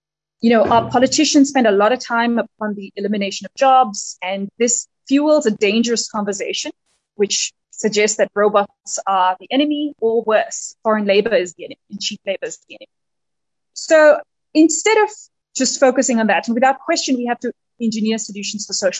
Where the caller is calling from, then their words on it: Nairobi, Kenya; although I'm dialing in from Nairobi, and it's a delight to join you today.